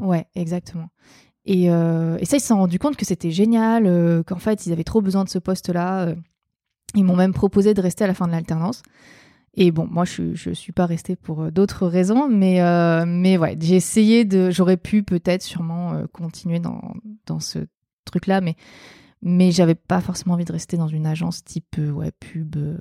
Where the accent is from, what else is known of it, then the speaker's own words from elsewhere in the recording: Provence-Alpes-Côte d'Azur, France; j'ai grandi dans les Hautes-Alpes